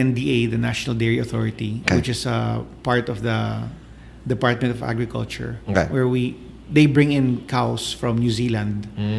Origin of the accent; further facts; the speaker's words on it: the South, Texas, United States; moved away; I grew up in the South.